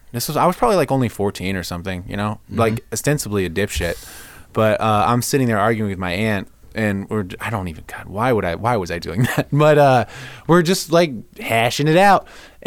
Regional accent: Dayton, Ohio, United States; Ohio. Dayton, Ohio. Republican, conservative upbringing.

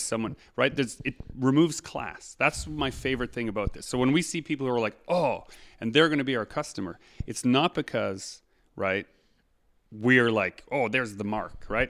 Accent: Canada; we are also Canadian

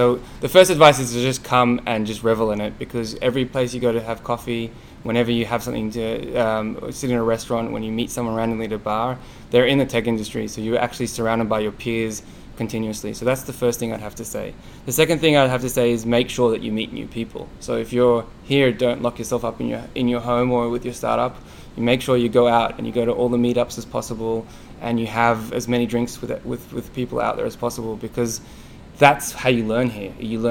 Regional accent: Australia; now in United States; I come from Australia, and internet banking is easy.

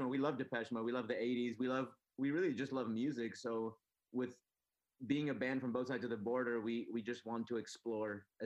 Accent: San Diego, California, United States; also born or lived in Tijuana; the idea was like growing up in San Diego and Tijuana

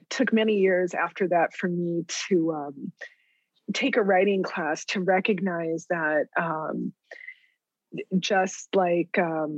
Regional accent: Deming, New Mexico, United States; moved away as an adult; I was there from Deming

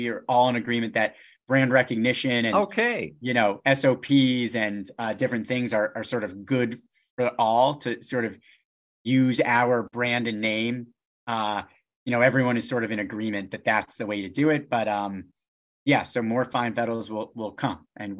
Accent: West Hartford, Connecticut, United States; You know, like I grew up in West Hartford, you know, Manchester to, you know, like Middletown, you know, is like just above 20 miles.

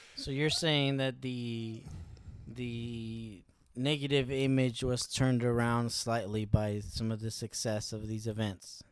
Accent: Los Angeles, California, United States; I grew up in L A. I grew up in South L

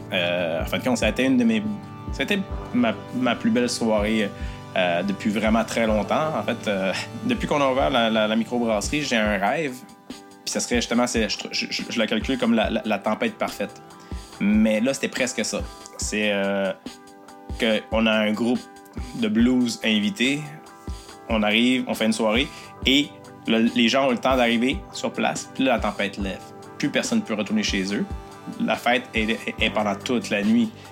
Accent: Newport, Quebec, Canada; also born or lived in Rimouski; je suis de Newport, je suis gaspésien

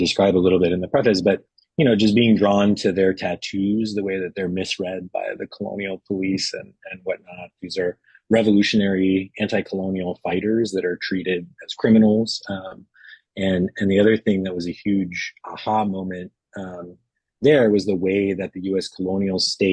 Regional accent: San Francisco Bay Area, California, United States; I grew up in the San Francisco Bay Area

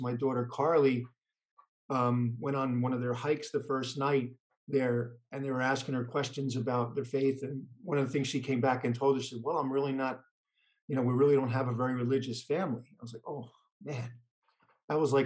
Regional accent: Hawthorne, New Jersey, United States; grew up in Hawthorne, grew up as an Irish Catholic family

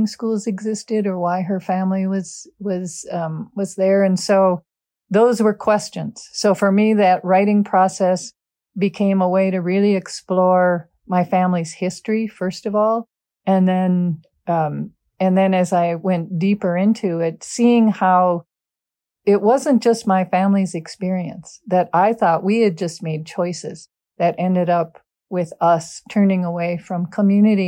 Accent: Golden Valley, Minnesota, United States; growing up in Golden Valley, which is a suburb of Minneapolis

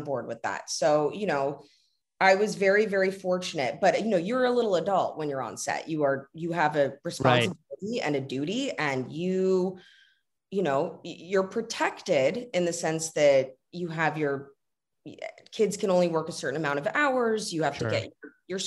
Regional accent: Los Angeles, California, United States; growing up in Los Angeles, you get sort of pegged as one thing

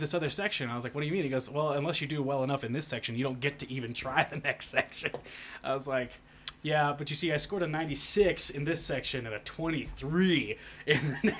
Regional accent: Texas, United States; moved away as an adult; I am from Texas. Right. Just moved here in April.

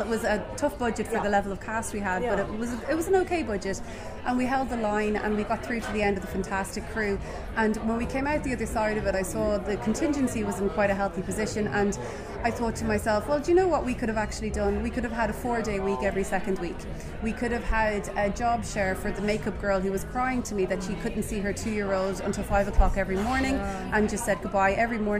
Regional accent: Dublin, Leinster, Ireland; moved away as an adult; now in Ardee, Ireland; I was based in Dublin initially because I'm from Dublin

